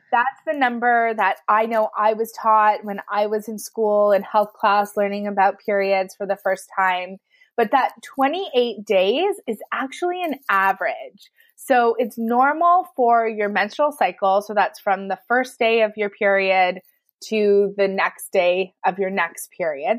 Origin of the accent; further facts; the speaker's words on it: Canada; I'm from Canada